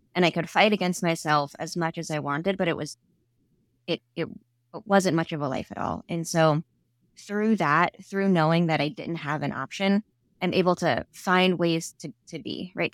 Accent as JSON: {"language": "English", "town": "New York City", "region": "New York", "country": "United States", "tie": "born or raised there", "accent": "Staten Island", "said": "I grew up in Staten Island."}